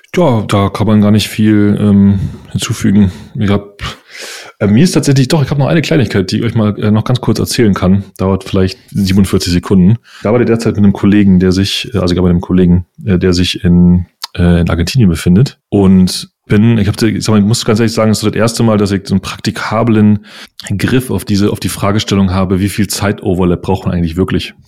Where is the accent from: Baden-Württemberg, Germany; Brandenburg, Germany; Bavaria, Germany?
Brandenburg, Germany; Uckermark; now in Berlin, Germany; ich bin ein Ur-Uckermerker. Ich bin nur schon viel zu lange in dieser Stadt